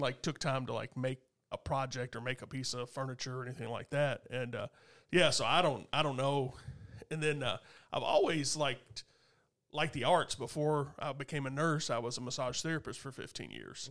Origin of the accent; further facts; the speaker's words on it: Goshen, Kentucky, United States; out in Goshen area, Skylight, where I grew up